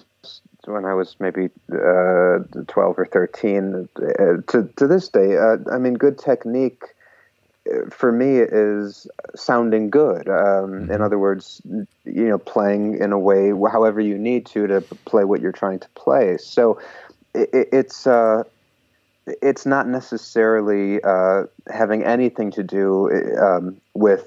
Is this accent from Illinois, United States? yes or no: yes; a suburb of Chicago, Illinois, United States; now in New York, United States; I grew up in a suburb of Chicago